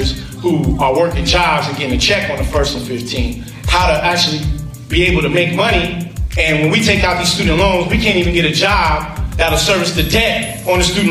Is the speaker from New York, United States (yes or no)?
yes; New York, United States; I grew up in New York